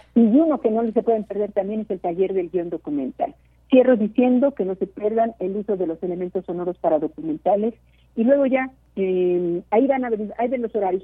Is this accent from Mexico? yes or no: yes; Mexico; somos dos mexicanas